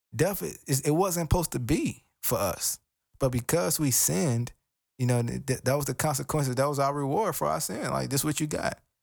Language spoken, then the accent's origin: English; United States; I'm African American and, you know, even growing up in, in the hood